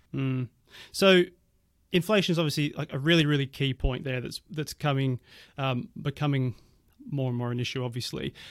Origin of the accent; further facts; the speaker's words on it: Perth, Western Australia, Australia; moved away; my hometown, I'm from Perth, Western Australia originally